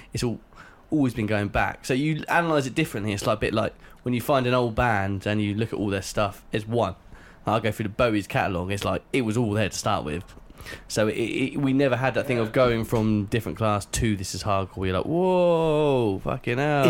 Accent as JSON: {"language": "English", "town": "Reading", "region": "South East England", "country": "United Kingdom", "said": "I'm from Reading"}